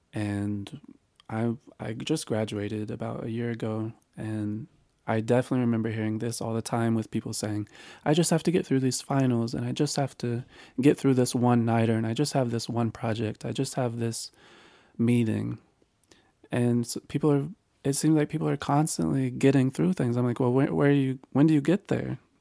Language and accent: English; North Carolina, United States; this is where I was raised in North Carolina